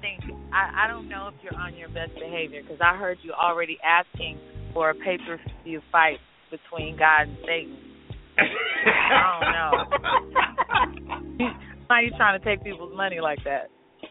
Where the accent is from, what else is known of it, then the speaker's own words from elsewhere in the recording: Dallas, Texas, United States; moved away as an adult; now in Atlanta, United States; I'm from Dallas, graduated from Lincoln High School, Mighty Mighty Tigers, what up? I'm now in Atlanta